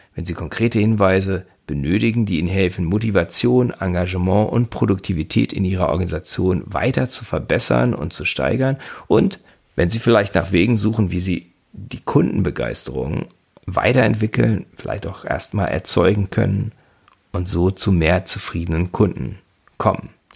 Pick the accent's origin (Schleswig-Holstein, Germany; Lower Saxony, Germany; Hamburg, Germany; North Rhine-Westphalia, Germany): Lower Saxony, Germany; Göttingen; moved away as an adult; now in Bremen, Germany; Gebürtig bin ich aus Göttingen und lebe seit fünfundzwanzig Jahren in Bremen